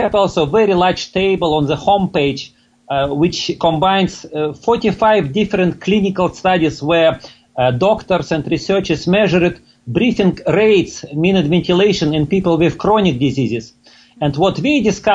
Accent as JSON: {"language": "English", "country": "Russia", "tie": "born or raised there", "moved": "as an adult", "lives_now": "Toronto, Canada", "said": "I was born and grew up in Russia, but 20 years ago I immigrated to Canada."}